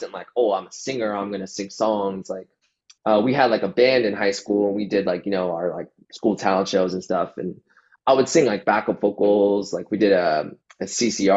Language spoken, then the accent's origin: English; Toronto, Ontario, Canada; just like technically inside of Toronto, like right at the border where Toronto ends, like just before it ends, at Steeles, that's where I grew up